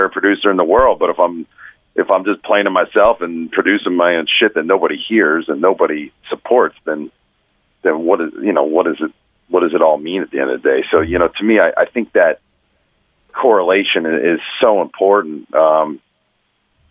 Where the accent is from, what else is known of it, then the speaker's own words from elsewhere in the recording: New Jersey, United States; moved away as an adult; now in Florida, United States; I grew up in Jersey